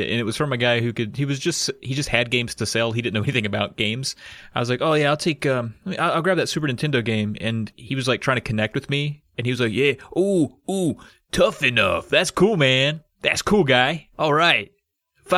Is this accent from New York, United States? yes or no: no; Virginia, United States; There's not a flat piece of land for me to learn how to do any of that stuff on where I'm from